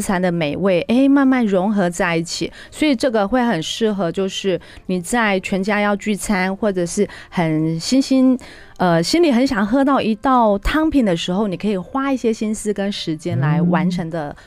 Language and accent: Chinese; Taiwan; 我们台湾人非常喜欢吃的火锅